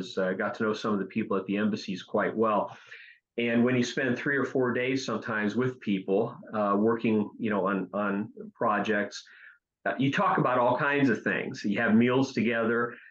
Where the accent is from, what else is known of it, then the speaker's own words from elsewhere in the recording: Ohio, United States; I was born in Ohio.